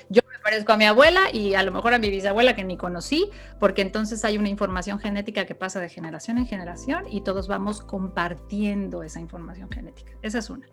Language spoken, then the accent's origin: Spanish; Mexico; en nuestra historia como mexicanos